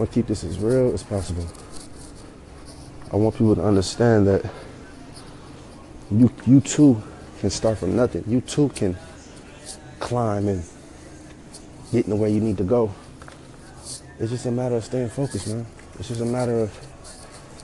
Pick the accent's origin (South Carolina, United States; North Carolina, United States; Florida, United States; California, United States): California, United States; San Francisco; also born or lived in Fairfield, California / Vallejo, California; born and raised in San Francisco, California, from the Bay Area